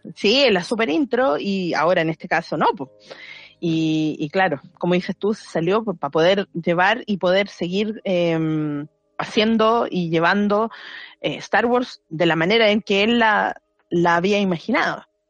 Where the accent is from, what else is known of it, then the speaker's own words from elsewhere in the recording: Maipú, Santiago Metropolitan Region, Chile; yo era de Maipú en su momento